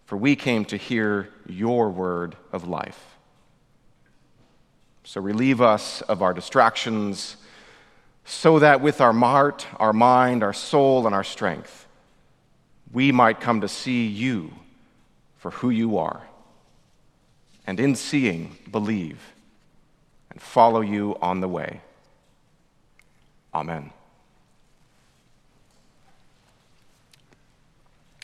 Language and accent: English; Orange County, California, United States; moved away as an adult; also born or lived in Massachusetts / Oxford, England; I grew up in Orange County